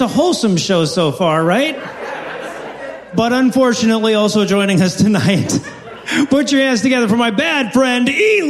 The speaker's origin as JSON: {"language": "English", "region": "the South", "country": "United States", "said": "I'm from the South."}